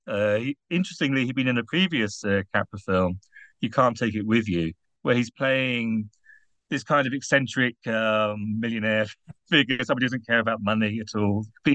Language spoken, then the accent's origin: English; United Kingdom; now in Netherlands; I'm British, therefore easily embarrassed. And I'm writing in the Netherlands